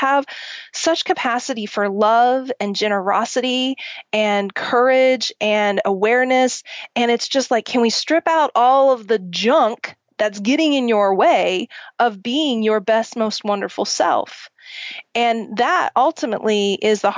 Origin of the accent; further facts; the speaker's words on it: Oklahoma, United States; I grew up in Oklahoma